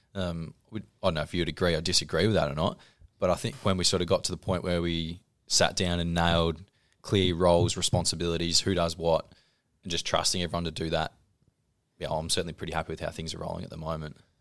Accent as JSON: {"language": "English", "town": "Horsham", "region": "Victoria", "country": "Australia", "tie": "born or raised there", "moved": "as an adult", "lives_now": "Ballarat, Australia", "said": "I grew up in Horsh, or just out of Horsham in Kwantong, uh, school there, moved to Ballarat for uni"}